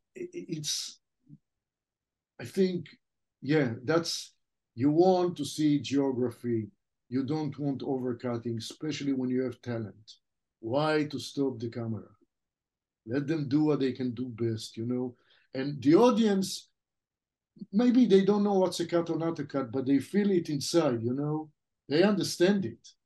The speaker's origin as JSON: {"language": "English", "country": "Israel", "tie": "born or raised there", "first_language": "French", "second_language": "English", "moved": "as an adult", "said": "The language that we spoke at home as a kid, the first language I spoke was French, even though I grew up in Israel."}